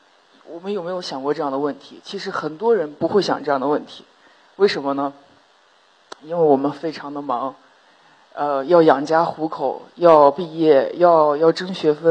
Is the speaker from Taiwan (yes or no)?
no; Northwest China, China; born there; 我是一个在西北出生，在中国五个城市长大，呃，在中国五个城市、世界五个国家长大的